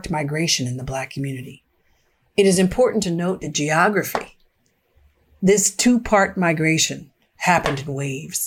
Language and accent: English; Philadelphia, Pennsylvania, United States; I'm a fourth generation Philly girl